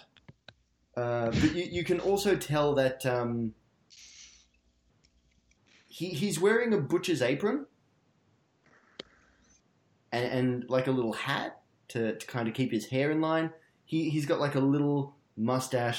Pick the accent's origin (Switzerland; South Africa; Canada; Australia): Australia; accent: Australian; my Australian accent